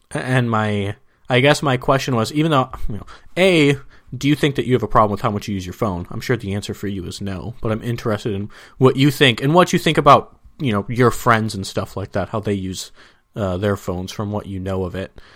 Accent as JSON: {"language": "English", "region": "Minnesota", "country": "United States", "moved": "yes", "lives_now": "San Diego, United States", "said": "I'm from Minnesota"}